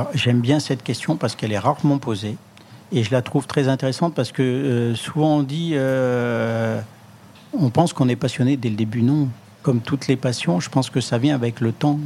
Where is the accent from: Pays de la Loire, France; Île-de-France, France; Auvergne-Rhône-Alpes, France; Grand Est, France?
Auvergne-Rhône-Alpes, France; Le Puy-en-Velay; moved away; c'est le nom ancien euh, de ma ville natale, le Puy-en-Velay